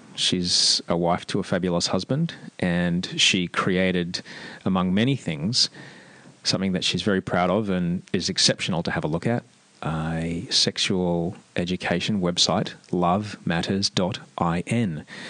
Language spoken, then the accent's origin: English; Australia; moved away as an adult; now in Amsterdam, Netherlands; growing up in Australia